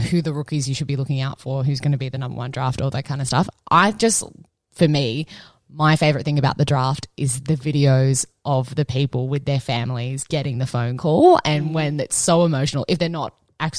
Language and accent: English; Cronulla, New South Wales, Australia; now in Richmond, Australia; growing up in Cronulla, you go and you stand on Beer Hill, right?